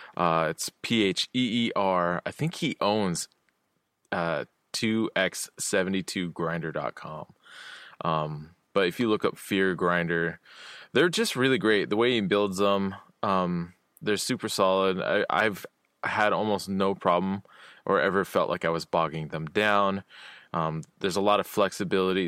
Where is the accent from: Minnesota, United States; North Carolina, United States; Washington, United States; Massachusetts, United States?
Washington, United States; Olympia; my hometown in Olympia